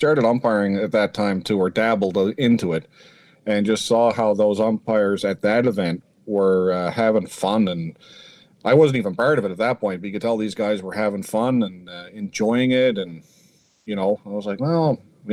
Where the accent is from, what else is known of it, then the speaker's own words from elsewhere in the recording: St. John's, Newfoundland and Labrador, Canada; also born or lived in Cape Breton Highlands, Nova Scotia; now in Nova Scotia, Canada; I'm originally from St. John's, Newfoundland. Proud Newfoundlander.